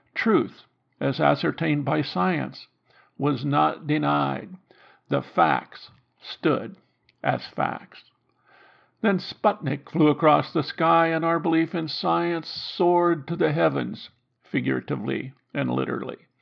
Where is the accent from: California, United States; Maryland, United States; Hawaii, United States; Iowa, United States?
Iowa, United States; Growing up in Iowa